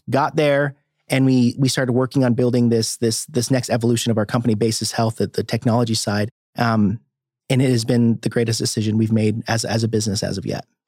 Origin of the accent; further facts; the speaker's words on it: Cave Springs, Arkansas, United States; also born or lived in Boise, Idaho; now in Bentonville, United States; I grew up down in Cave Springs, Arkansas